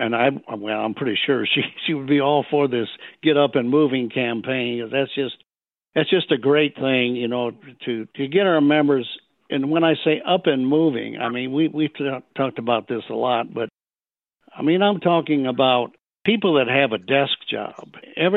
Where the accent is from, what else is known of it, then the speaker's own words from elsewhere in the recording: Michigan, United States; moved away; also born or lived in Nashville, Tennessee; I'm originally from Michigan. Many, many years ago, I moved to Nashville, Tennessee to get in the music business